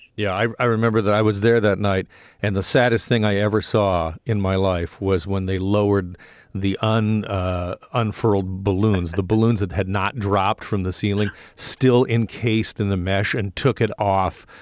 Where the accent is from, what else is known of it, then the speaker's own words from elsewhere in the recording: Burlington, Ontario, Canada; now in Toronto, Canada; I, I, live in the TDSB area, but I, I grew up in Burlington